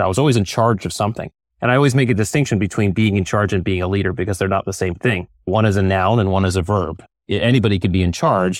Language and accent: English; Connecticut, United States; I grew up in Connecticut